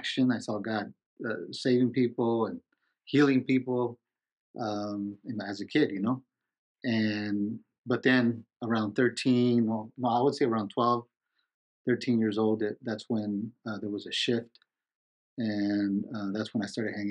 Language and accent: English; Los Angeles, California, United States; I was born and raised in Los Angeles